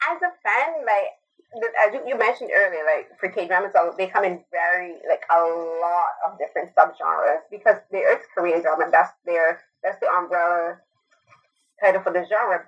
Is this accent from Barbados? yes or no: yes; Barbados; now in Toronto, Canada; I'm originally from Barbados, I live in Toronto now.